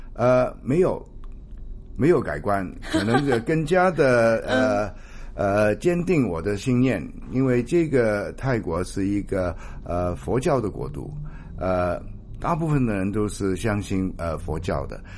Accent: Hong Kong; 香港当然是我们的家

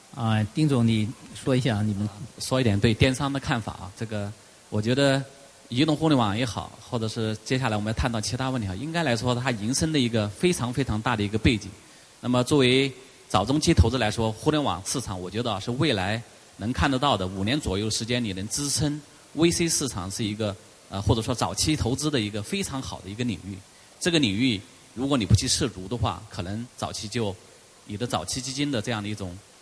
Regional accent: China; 我们中国人很聪明

